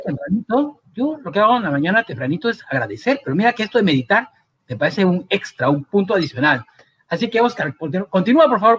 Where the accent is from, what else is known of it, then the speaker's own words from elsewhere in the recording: Cusco, Peru; moved away; mientras estuve en el Cusco en mi tierra querida